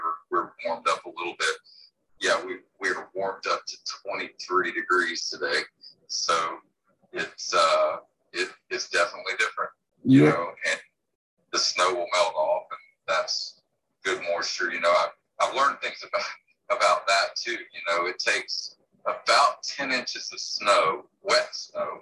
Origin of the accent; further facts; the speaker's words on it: Immokalee, Florida, United States; moved away as an adult; now in Codell, United States; I grew up in Florida in row crop area